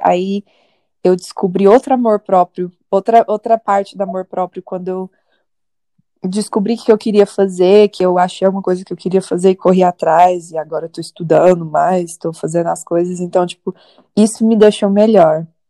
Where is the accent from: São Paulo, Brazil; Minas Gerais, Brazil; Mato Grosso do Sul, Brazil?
Minas Gerais, Brazil; moved away as an adult; now in New York, United States; eu sou mineira de nascença e nova-iorquina de aborrecência